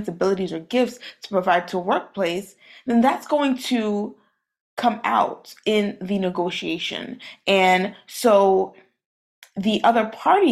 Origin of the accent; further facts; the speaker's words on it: New York City, New York, United States; I'm from Brooklyn, New York. I am Haitian. Both my parents are from Haiti